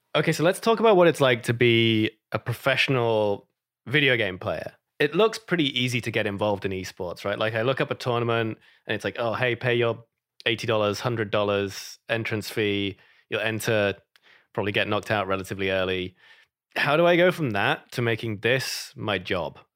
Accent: United Kingdom; moved away; I'm British

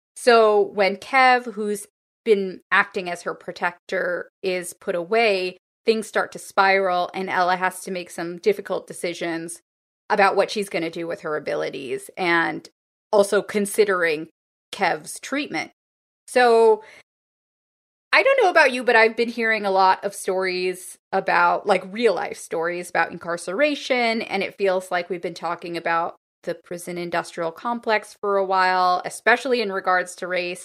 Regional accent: Los Angeles, California, United States; my hometown, Los Angeles

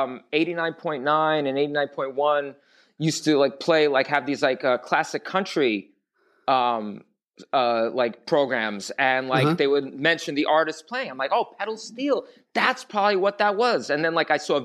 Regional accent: New York City, New York, United States; I was born and raised in New York

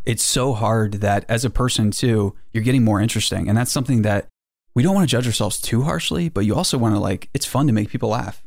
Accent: Boonsboro, Maryland, United States; A small town in Western Maryland called Boonesboro.

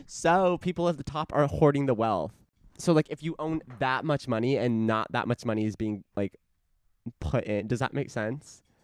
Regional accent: Casa Grande, Arizona, United States; born or raised there

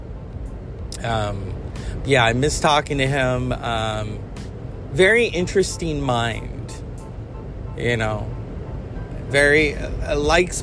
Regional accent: California, United States; I am from California

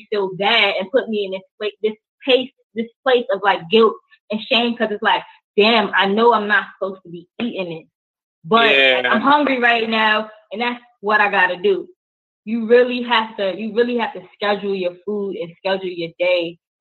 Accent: New York City, New York, United States; I grew up in Brooklyn, New York.

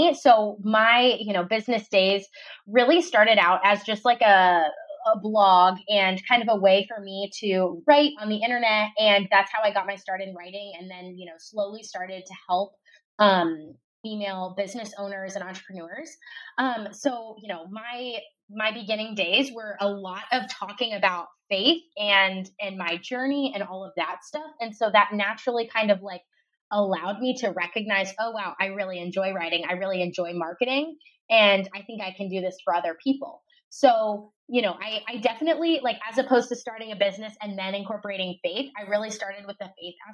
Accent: Ohio, United States; moved away as an adult; now in Dallas, United States; I'm originally from Ohio

